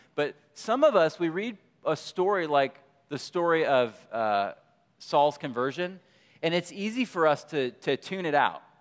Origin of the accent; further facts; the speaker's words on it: Michigan, United States; moved away; I grew up in, I grew up in Michigan